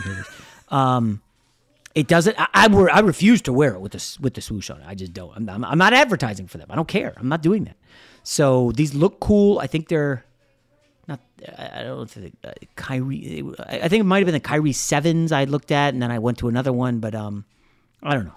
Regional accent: United States; I'm American

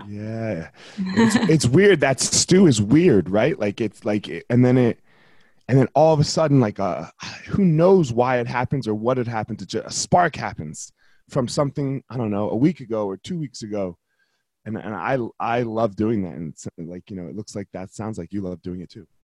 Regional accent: New Jersey, United States; moved away as an adult; now in Colorado, United States; I, moved to Colorado 21 years ago. I left the dirty Jers.

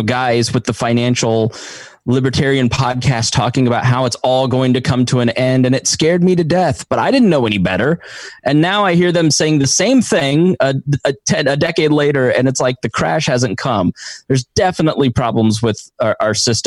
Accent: Avon, Indiana, United States; where I grew up in Avon, Indiana

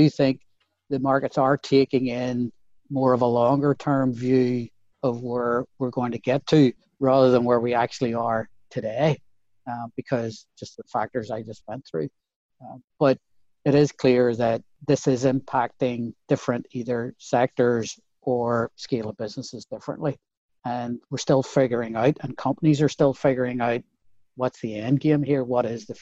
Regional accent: Belfast, Northern Ireland, United Kingdom; moved away as an adult; also born or lived in Dublin; now in United States; part of what was built into our DNA growing up in Belfast in the 70s

